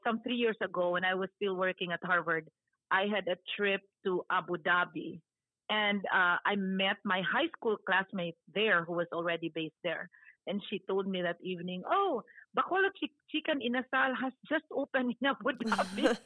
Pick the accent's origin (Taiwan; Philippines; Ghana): Philippines; Visayas; moved away as an adult; now in Boston, United States; I'm originally from the Visayas, Bisak man ko